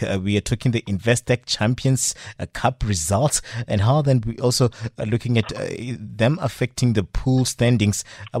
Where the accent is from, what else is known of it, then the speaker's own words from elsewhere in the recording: South Africa; I'm Team South Africa. I'm proudly South African.